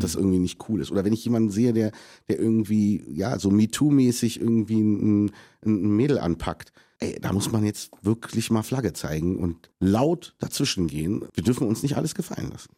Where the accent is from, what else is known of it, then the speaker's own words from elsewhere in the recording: Germany; ich bin Deutscher, ich liebe Deutschland, das ist mein Heimatland